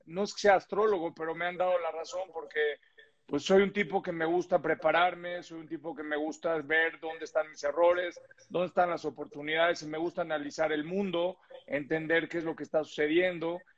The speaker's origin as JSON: {"language": "Spanish", "country": "Mexico", "said": "soy mexicano"}